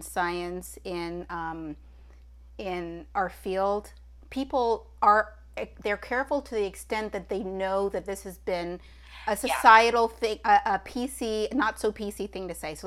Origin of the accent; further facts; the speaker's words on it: Toronto, Ontario, Canada; As somebody who is born and raised in Toronto